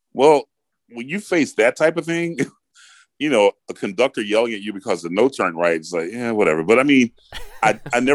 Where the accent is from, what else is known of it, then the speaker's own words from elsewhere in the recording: Atlanta, Georgia, United States; I grew up in Atlanta, Georgia